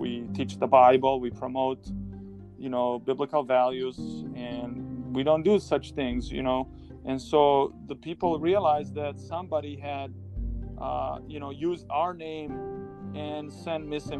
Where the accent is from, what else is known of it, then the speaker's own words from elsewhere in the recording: Serbia; moved away; I was growing up in Serbia. I was in early high school time, freshman